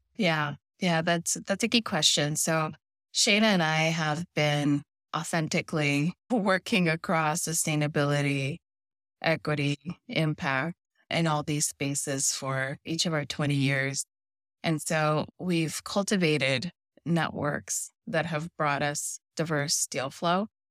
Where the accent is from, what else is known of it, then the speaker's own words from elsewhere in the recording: Los Angeles, California, United States; also born or lived in Mexico; I was born in Mexico, grew up in Los Angeles